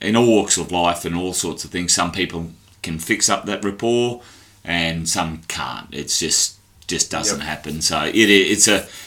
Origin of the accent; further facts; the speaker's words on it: Queensland, Australia; also born or lived in Tasmania; I regard myself as a Queenslander, but I was just born on the way here.